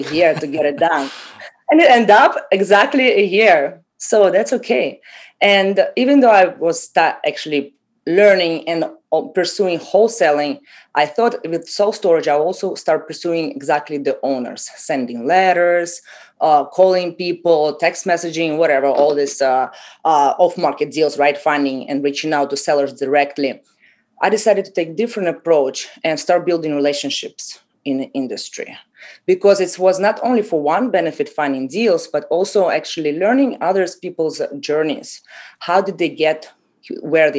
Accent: Russia; moved away as an adult; also born or lived in Haiti; now in Miami, United States; I came from Russia 10 years ago after high school.

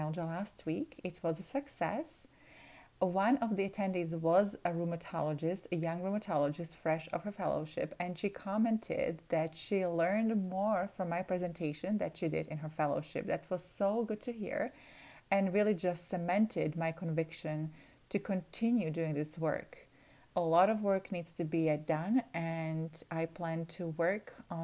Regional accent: Slovakia; moved away; I'm originally from Slovakia

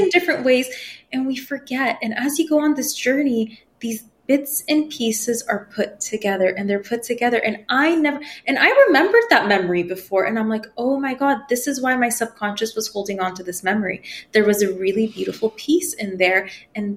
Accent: United States; first language Persian; English is a second language; I wasn't born in America. And when we came here, I was like 2 and we only spoke Farsi at home

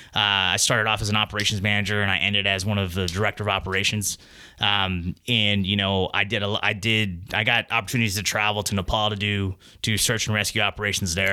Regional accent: Texas, United States; I grew up in Texas.

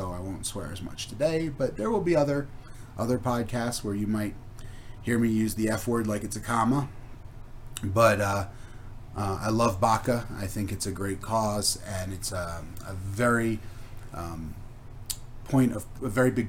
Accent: East Coast, United States; moved away; I'm originally from the East Coast, so I worked at New York sports clubs

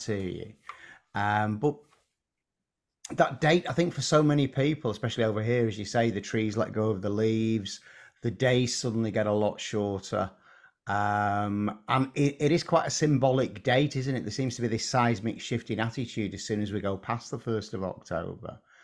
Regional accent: England, United Kingdom; as English people

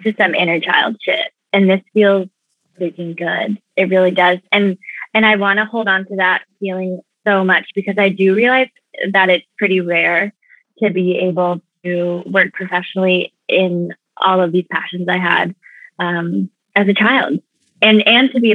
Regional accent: Oregon, United States; moved away; also born or lived in New York; I grew up in Oregon

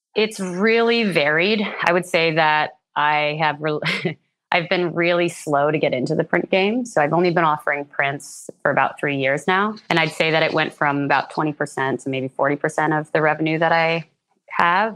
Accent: Red Hook, New York, United States; now in British Columbia, Canada; I'm originally from New York State. I grew up in a small town called Red Hook, which is about two hours north of New York City along the Hudson River Valley region

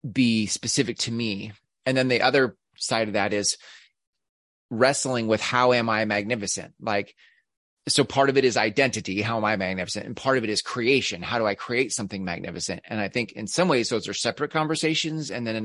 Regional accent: United States; I'm, I'm American. But I'm American, so you know, I, I say process.

